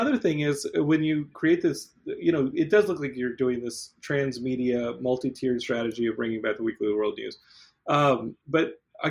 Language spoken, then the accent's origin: English; Austin, Texas, United States; Because I grew up in Austin, and he was just on Austin Access TV back then.